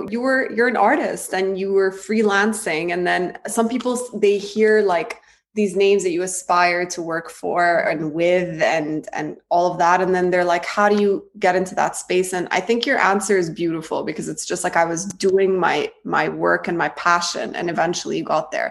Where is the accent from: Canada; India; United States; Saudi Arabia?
Saudi Arabia; Jeddah, Makkah Province; also born or lived in Cairo, Egypt; I grew up in the Middle East. I grew up in Jeddah between here and Cairo.